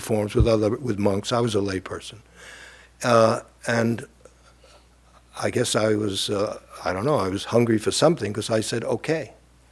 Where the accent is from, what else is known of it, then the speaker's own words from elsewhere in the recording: New York City, New York, United States; I grew up in Brooklyn